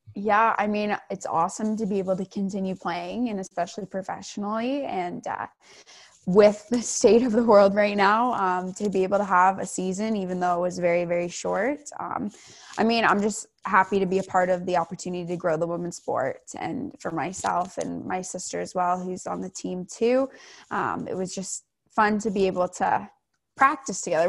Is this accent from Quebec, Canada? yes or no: no; Ancaster, Ontario, Canada; I grew up playing for my hometown in Ancaster all the way up